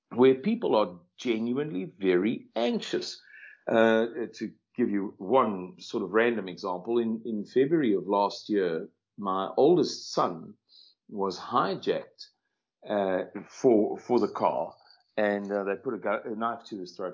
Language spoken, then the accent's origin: English; South Africa; I'm a 52 year old white male born and bred in South Africa